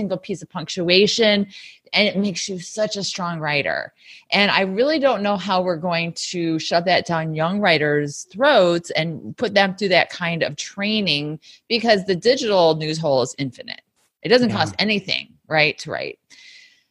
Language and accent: English; Sycamore, Illinois, United States; moved away as an adult; also born or lived in Valdosta, Georgia; now in New York, United States; I'm from a small town in Illinois, Sycamore, Illinois